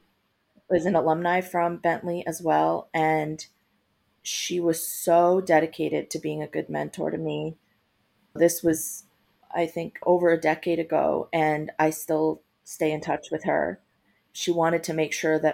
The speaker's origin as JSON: {"language": "English", "area": "Long Island", "region": "New York", "country": "United States", "tie": "born or raised there", "also_born_or_lived": "Guatemala / Boston, Massachusetts", "moved": "as an adult", "lives_now": "Los Angeles, United States", "said": "I grew up on Long Island"}